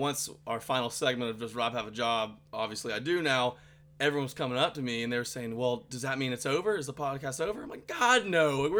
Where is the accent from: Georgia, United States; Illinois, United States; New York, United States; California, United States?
Georgia, United States; Athens; I'm from, as you know, I'm from Athens, and UGA is in Athens